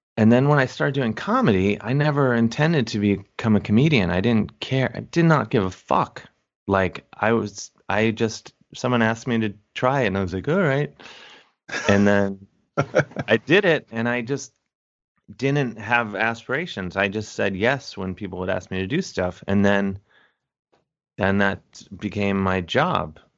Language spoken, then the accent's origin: English; University Heights, Ohio, United States; moved away; I'm from Cleveland, University Heights, Ohio, to be specific